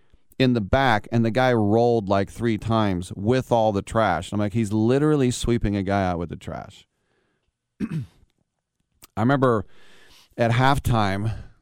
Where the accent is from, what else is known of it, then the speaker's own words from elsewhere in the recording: Richmond, California, United States; Try growing up in Richmond in the 70s.